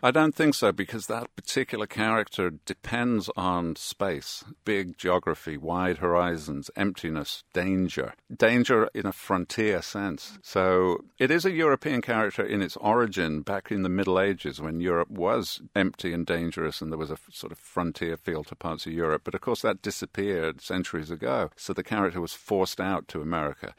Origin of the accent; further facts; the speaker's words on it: Birmingham, West Midlands, United Kingdom; now in New York, United States; I grew up in Birmingham, England